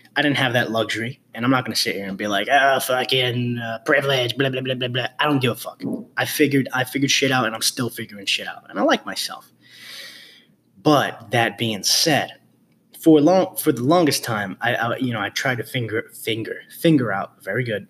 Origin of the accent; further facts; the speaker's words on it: New York City, New York, United States; being raised, born and raised in the Bronx